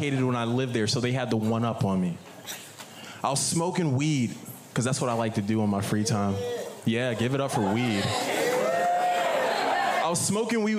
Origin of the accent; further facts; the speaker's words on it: Manassas, Virginia, United States; now in Portland, United States; I'm from Manassas, Virginia